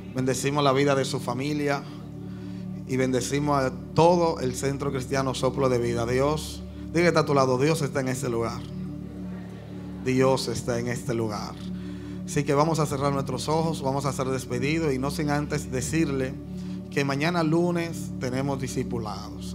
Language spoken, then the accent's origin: Spanish; Dominican Republic; Yo como dominicano